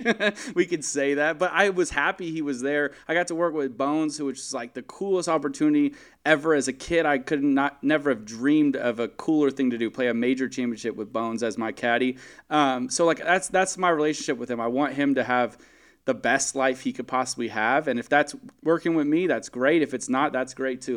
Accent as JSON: {"language": "English", "town": "Valencia", "region": "California", "country": "United States", "tie": "born or raised there", "said": "my hometown, Valencia"}